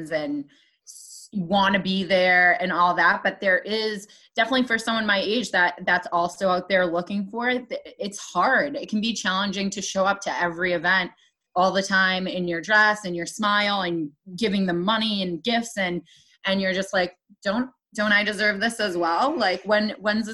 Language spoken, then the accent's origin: English; Waltham, Massachusetts, United States; I am born and raised in the Boston area